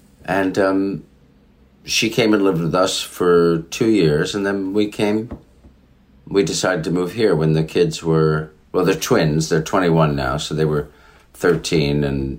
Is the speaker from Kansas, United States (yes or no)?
no; Katonah, Westchester, New York, United States; moved away; Yeah, I grew up in Cortona. It was a great place to grow up.